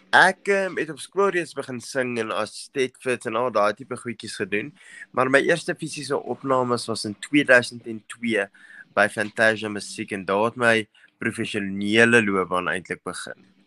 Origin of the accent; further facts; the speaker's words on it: Vereeniging, Gauteng, South Africa; now in Benoni, South Africa; In die Prinses Hospitaal in Vereniging van alle plekke. So dis my hometown, die V-town.